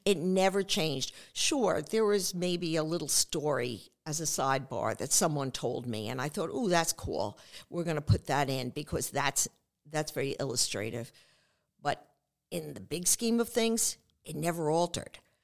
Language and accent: English; New York City, New York, United States; growing up on Staten Island